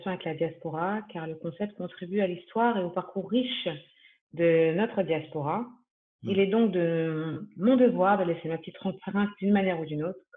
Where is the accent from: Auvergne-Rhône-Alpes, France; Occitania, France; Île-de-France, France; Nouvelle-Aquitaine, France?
Île-de-France, France; also born or lived in Cannes, France; je suis donc née et j'ai grandi en France, principalement en région parisienne, et aussi donc à Cannes, plus précisément dans les Alpes-Maritimes.